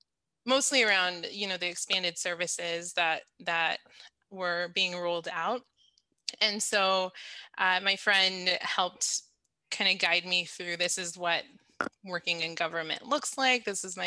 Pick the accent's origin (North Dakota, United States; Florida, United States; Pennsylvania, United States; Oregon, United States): Oregon, United States; Gresham; moved away as an adult; also born or lived in Mexico City, Mexico / Seattle, United States / Togo; my parents ended up getting a house in Gresham. So that's basically where I grew up. And then for undergrad, I moved to Seattle. So I was there for a few years. After undergrad, I moved to Togo in West Africa